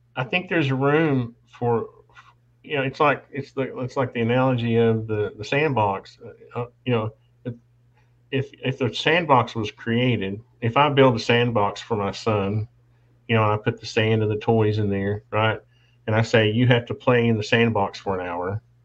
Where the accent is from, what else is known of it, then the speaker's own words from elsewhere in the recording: Appalachia, United States; We were brought up poor. I was born in the Appalachians.